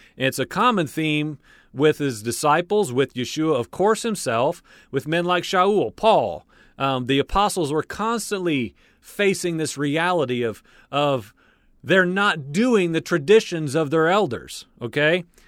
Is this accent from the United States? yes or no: yes; United States; I'm born and raised in the United States